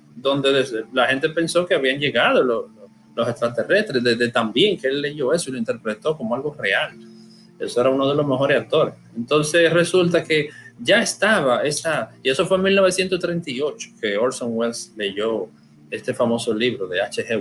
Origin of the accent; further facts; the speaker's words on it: Dominican Republic; yo soy dominicano